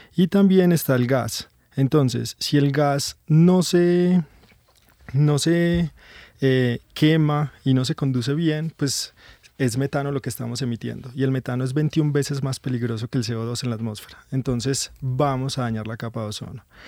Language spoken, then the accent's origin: Spanish; Medellín, Antioquia, Colombia; yo soy de Medellín y pues sí trabajo aquí hace dos años